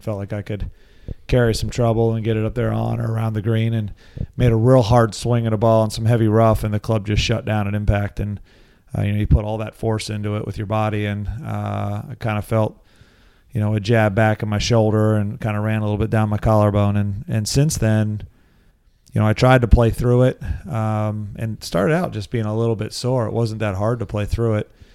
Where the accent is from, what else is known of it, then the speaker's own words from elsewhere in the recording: Lancaster, Pennsylvania, United States; I grew up in Lancaster, Pennsylvania.